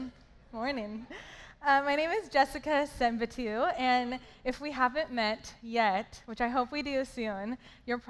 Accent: Hollister, California, United States; also born or lived in San Jose, California; I am originally from Hollister, California.

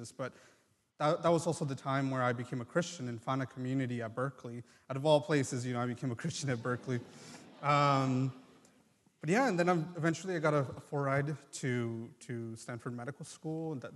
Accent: Mexico; first language Triqui; English is a second language; My native language is called Triqui because I'm indigenous Mexican, actually.

